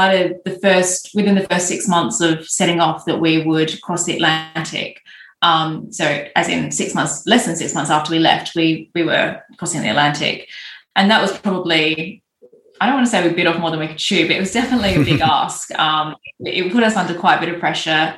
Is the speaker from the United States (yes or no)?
no; Australia; moved away; I'm Australian